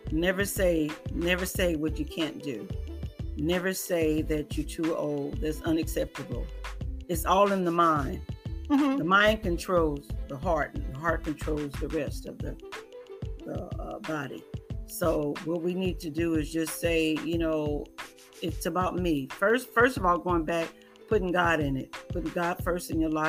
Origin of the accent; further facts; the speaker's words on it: California, United States; I tell you, I am from California to here.